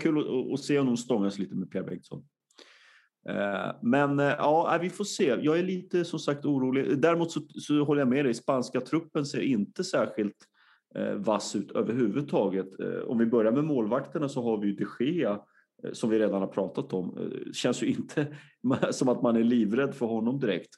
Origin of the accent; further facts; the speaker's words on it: Sweden; som svensk